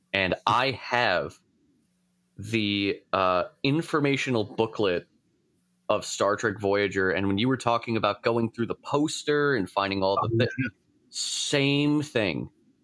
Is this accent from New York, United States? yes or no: yes; Long Island, New York, United States; also born or lived in Florida; now in Alaska, United States; I'm actually from New York. I'm from Long Island. Now I'm in Alaska